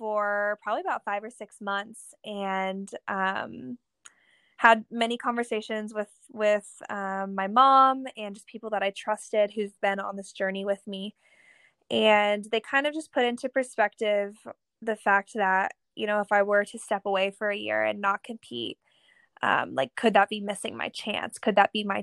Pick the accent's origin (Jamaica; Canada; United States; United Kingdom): United States; Kansas; now in California, United States; I grew up in Kansas. Kansas, of course, is my home, just as California is